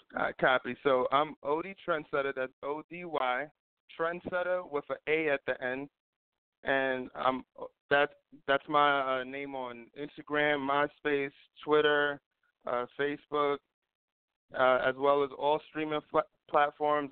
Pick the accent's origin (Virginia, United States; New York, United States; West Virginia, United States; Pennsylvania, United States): New York, United States; New York City; born and raised in East New York